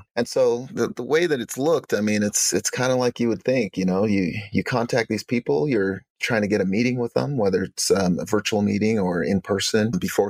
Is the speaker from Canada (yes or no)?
no; Uganda; now in United States; so I'm from Uganda originally. I'm an African American.